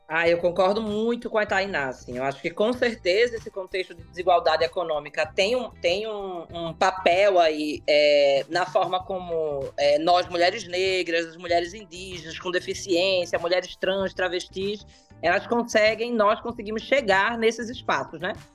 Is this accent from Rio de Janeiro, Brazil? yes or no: no; Pernambuco, Brazil; eu sou pernambucana